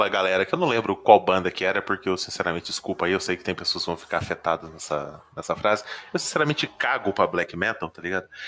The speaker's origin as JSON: {"language": "Portuguese", "region": "Minas Gerais", "country": "Brazil"}